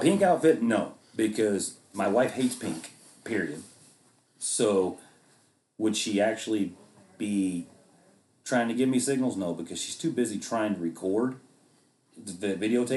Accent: Arkansas, United States; growing up in Arkansas

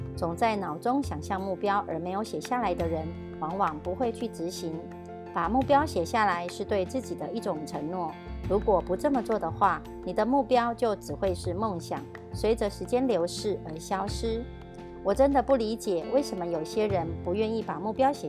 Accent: Miaoli, Miaoli County, Taiwan

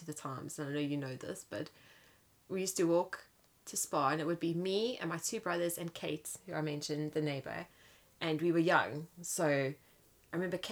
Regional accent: Johannesburg, Gauteng, South Africa; now in England; So when I grew up in Kensington

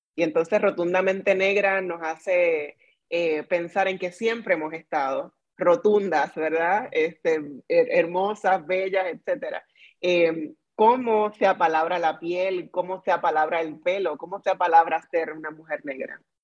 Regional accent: Puerto Rico; como decimos en Puerto Rico

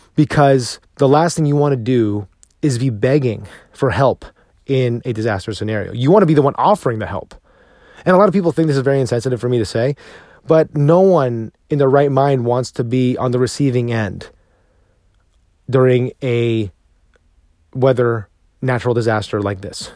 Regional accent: New Jersey, United States; now in Texas, United States; I grew up in New Jersey, and I drove in this weather all the time

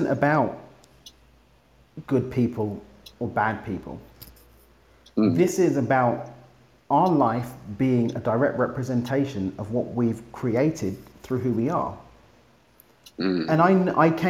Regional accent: London, United Kingdom; now in Mexico; I'm from East London in the UK, but I now get to live in Mexico

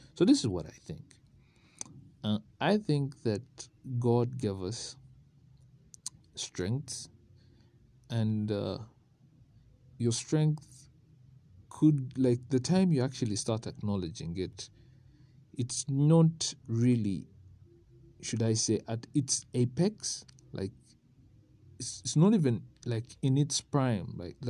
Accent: Uganda; It's because when I was growing up in Uganda, they used to tell us

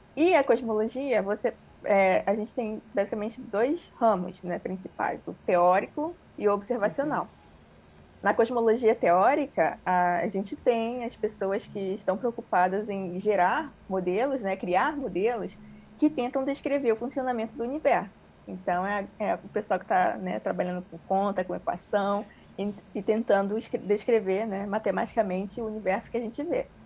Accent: Rio de Janeiro, Brazil; also born or lived in Ceará; Mas eu me mudei para o Rio bem cedo, é, quando eu tinha cinco anos

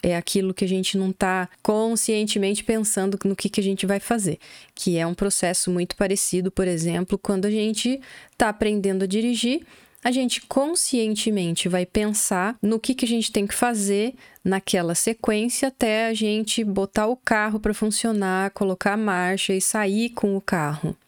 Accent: Brazil; first language Portuguese; Já morando do Brasil, nós somos brasileiros

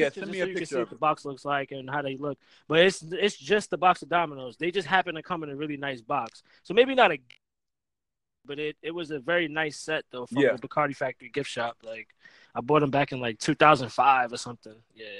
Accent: Staten Island, New York, United States; where I grew up in Staten Island. There was a few Spanish kids, but it was like they play spades.

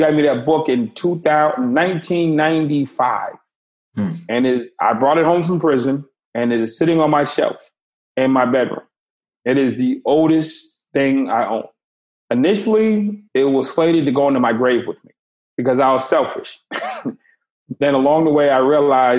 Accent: Boston, Massachusetts, United States; I grew up in Boston. It was extremely segregated.

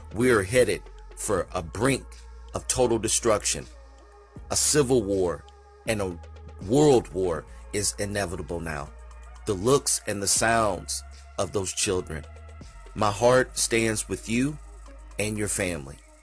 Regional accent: United States; I myself, as an American, comes from a country who is racist

